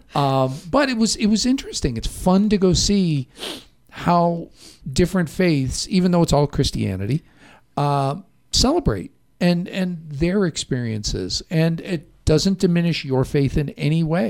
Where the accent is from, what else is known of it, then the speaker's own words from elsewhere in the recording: Chicago, Illinois, United States; moved away; I did not grow up Catholic, even though I was from Chicago